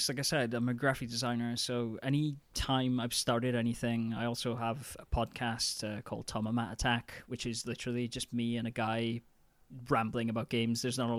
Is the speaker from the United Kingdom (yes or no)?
yes; United Kingdom; now in Denmark; But I guess I'm just being a British curmudgeon.